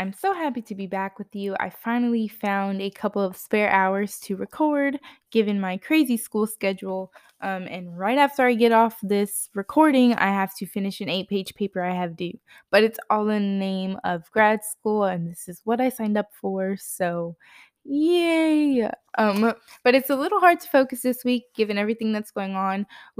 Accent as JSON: {"language": "English", "region": "Texas", "country": "United States", "tie": "born or raised there", "said": "But I grew up in Central Texas, so I actually grew up around one of the best orthopedic hospitals to be around if you do have an orthopedic issue, which is Scott and White Hospital."}